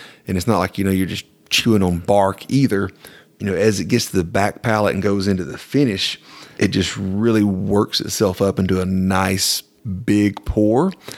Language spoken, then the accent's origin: English; the South, United States; it reminded me literally of fall leaves growing up in the South in the country.